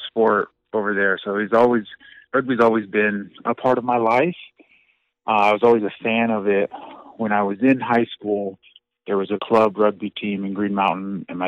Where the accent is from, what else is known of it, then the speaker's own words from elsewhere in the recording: Lakewood, Colorado, United States; I was born and raised in Lakewood, Colorado, just a suburb of Denver